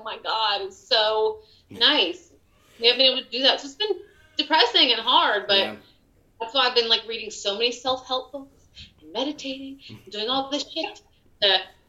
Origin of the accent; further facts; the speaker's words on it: Wilmington, North Carolina, United States; moved away as an adult; also born or lived in Greensboro, North Carolina; my hometown in Wilmington